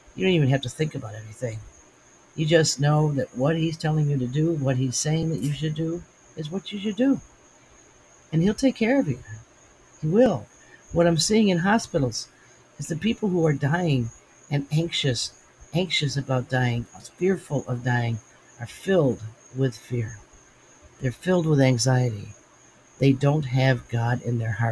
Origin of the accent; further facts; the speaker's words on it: United States; I'm an American